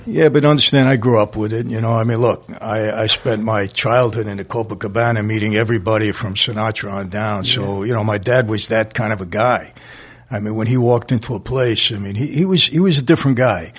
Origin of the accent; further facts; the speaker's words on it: New York City, New York, United States; I grew up in Brooklyn, Greenpoint section